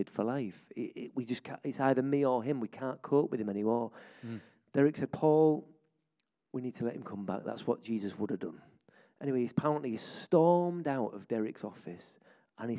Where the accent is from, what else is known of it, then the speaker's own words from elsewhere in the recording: York, Yorkshire and the Humber, United Kingdom; I'm a York lad. I grew up in West York